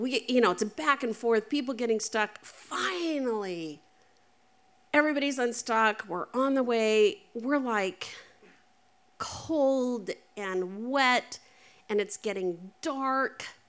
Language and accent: English; Eastern Oregon, United States; we grew up in Eastern Oregon